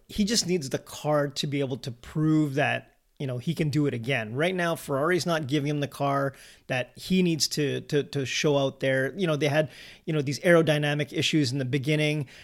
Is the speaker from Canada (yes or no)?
yes; Canada; we're a Canadian-based podcast helping to grow the sport in our home and native land